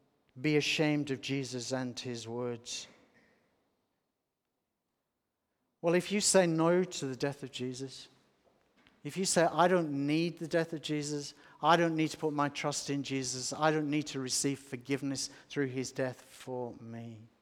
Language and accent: English; Australia; also born or lived in England; If anyone is ashamed of me, I'm an Australian, but I'm also English, and I was around in England for a long time